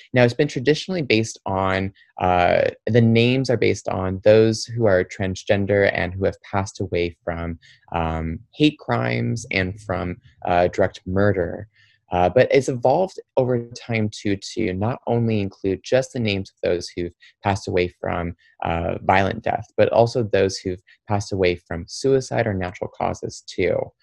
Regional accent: Troy, Michigan, United States; also born or lived in Windsor, Ontario, Canada; after I was born in Windsor, I ended up, uh, my family, we moved over to Detroit and we lived in a suburb called Troy, Michigan. And there, that's where I really grew up.

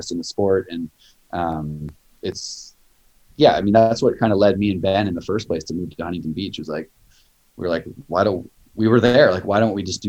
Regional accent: Canada; now in United States; growing up in Canada

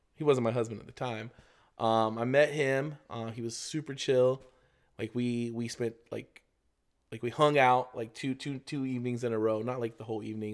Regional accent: Florida, United States; I'm from Florida

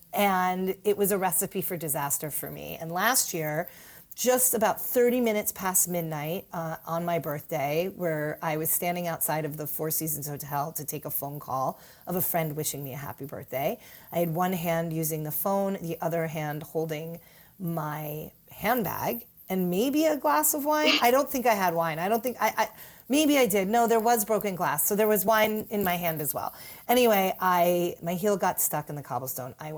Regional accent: New York City, New York, United States; as a New Yorker

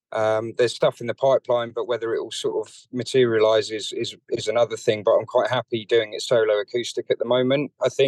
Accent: London, United Kingdom; So I grew up in North London to Irish parents

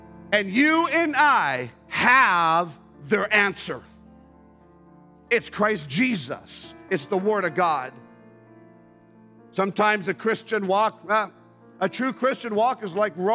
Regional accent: Bogotá, Colombia; now in Canada; I was born in Bogota.

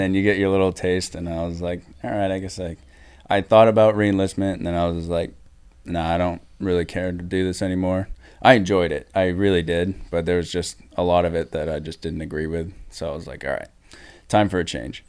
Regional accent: New Hampshire, United States; I'm from New Hampshire

